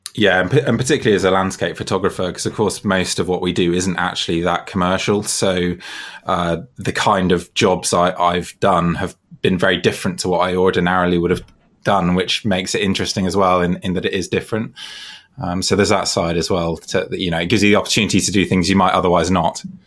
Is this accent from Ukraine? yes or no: no; Devon, South West England, United Kingdom; moved away; I'm actually from Devon in the southwest of England originally